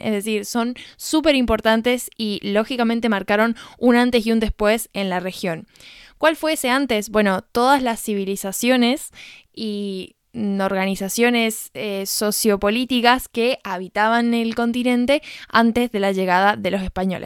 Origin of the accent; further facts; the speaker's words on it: San Juan, Argentina; moved away; mi perspectiva como argentina